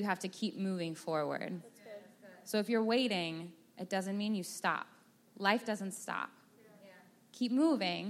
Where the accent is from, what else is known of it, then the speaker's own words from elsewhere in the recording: Texas, United States; I'm from Texas